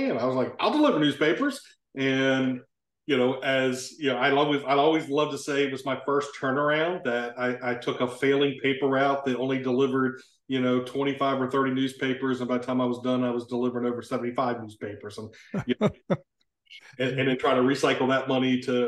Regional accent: Maryland, United States; moved away as an adult; now in South Carolina, United States; I grew up in Maryland on the I-95 corridor, halfway between Baltimore and Philadelphia

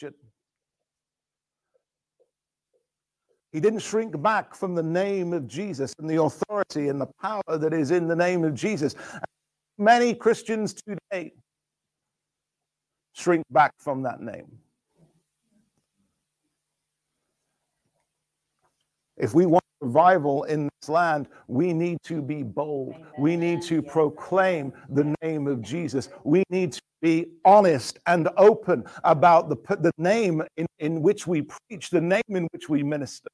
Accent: England, United Kingdom; I'm proud to be English. I like being English.

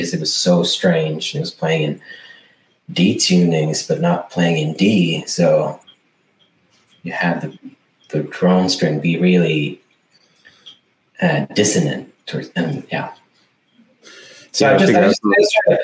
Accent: Sweden; English is a second language; also born or lived in United States; I'm from Sweden

